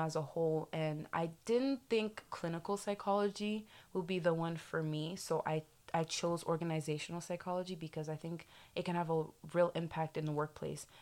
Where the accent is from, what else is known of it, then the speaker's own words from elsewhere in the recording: Haiti; also born or lived in South Florida; now in Florida, United States; I'm American, I did grow up in like Haiti